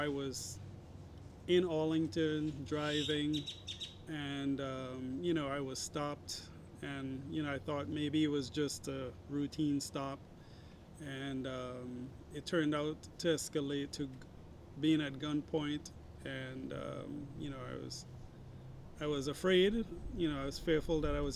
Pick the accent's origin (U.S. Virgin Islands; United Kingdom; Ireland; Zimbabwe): U.S. Virgin Islands; St. Thomas; I'm from the U.S. Virgin Islands, St. Thomas.